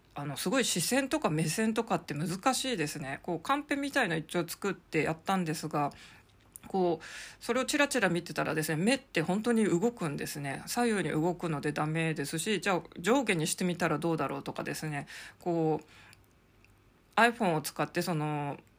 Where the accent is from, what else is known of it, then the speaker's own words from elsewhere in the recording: Hokkaido, Japan; now in Tokyo, Japan; どさんこ